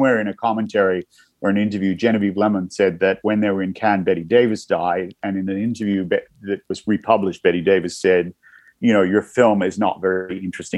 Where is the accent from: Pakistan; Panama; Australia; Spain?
Australia; Newcastle, New South Wales; moved away; I grew up in Newcastle, a couple hours north of Sydney